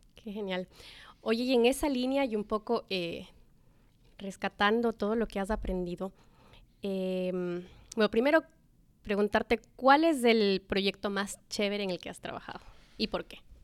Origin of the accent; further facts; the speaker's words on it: Quito, Pichincha, Ecuador; also born or lived in Cuenca; nací en Quito, pero mi papá es, es cuencano